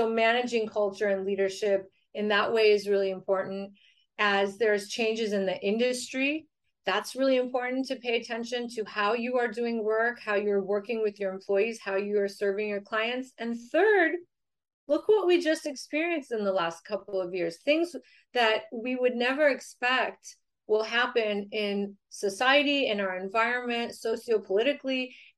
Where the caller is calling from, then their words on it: San Diego, California, United States; I'm joining you from San Diego, California.